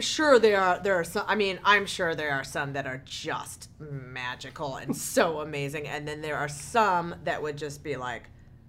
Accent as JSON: {"language": "English", "region": "Ohio", "country": "United States", "tie": "born or raised there", "said": "I grew up in Ohio"}